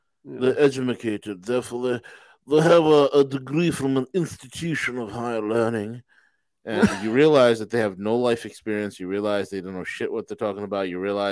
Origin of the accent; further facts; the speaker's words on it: New York, United States; You know, and I'm from New York. I got to get everything done in a New York minute.